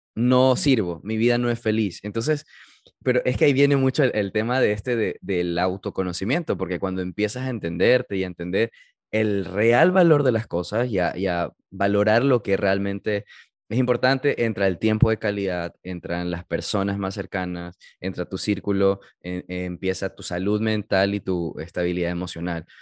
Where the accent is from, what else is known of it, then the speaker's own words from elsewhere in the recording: United States; moved away; yo viví mi niñez en Estados Unidos, estoy high school allá, y con el tiempo perdí el, el, idioma